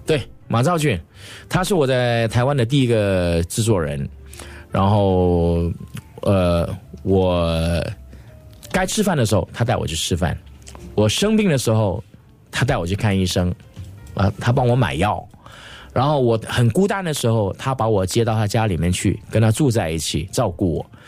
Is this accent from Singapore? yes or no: yes; Singapore; accent: Singaporean Mandarin; moved away as an adult; also born or lived in Taiwan; 我是新加坡的歌手，不管在这个语言方面，就是我们的，我们的口条，我们讲这个，这个华语的腔调，都跟台湾有一些不一样